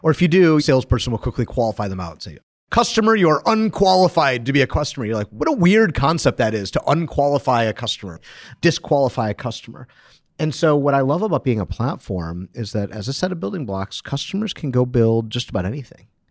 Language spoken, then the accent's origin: English; Detroit, Michigan, United States; I'm from Detroit